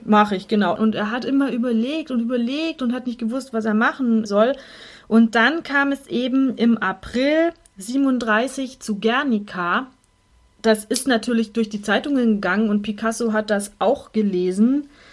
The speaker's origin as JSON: {"language": "German", "town": "Munich", "region": "Bavaria", "country": "Germany", "said": "uns als Münchner"}